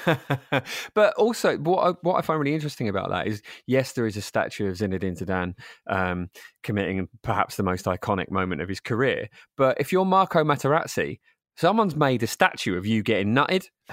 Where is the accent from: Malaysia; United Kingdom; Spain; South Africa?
United Kingdom; Rainham, London; I grew up in, uh, in Zone Six, um, in a town called Raynham